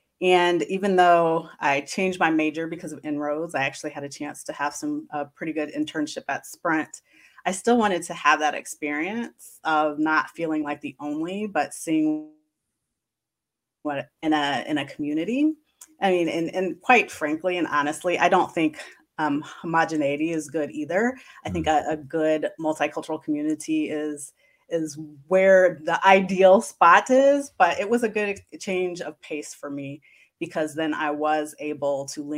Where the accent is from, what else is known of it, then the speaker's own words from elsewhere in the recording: Kansas City, Missouri, United States; Yeah, I said because I went to predominantly white schools growing up that I wanted to do something a little different and attend a historically black college and university.